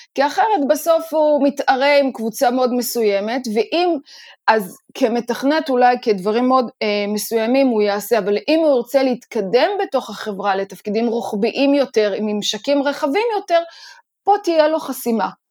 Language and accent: Hebrew; Israel; לנו כישראלים